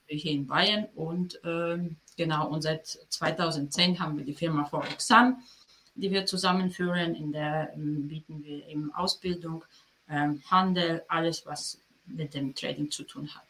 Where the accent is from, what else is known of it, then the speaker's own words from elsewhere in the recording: Poland; German is a second language; moved away as an adult; now in Germany; ich bin geboren und aufgewachsen in Polen und dann bin ich nach meinem Studium, also mit 22 bin ich nach Deutschland gekommen